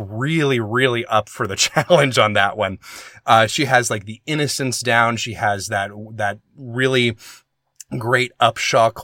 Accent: the South, United States; moved away; I'm from the South, too

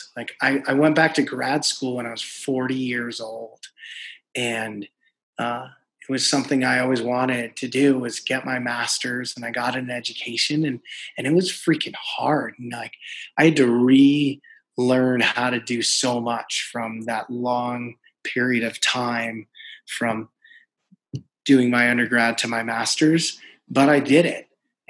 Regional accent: New York, United States; I would say resilience is that, you know, if you've ever met a New Yorker, you know, they're up front.

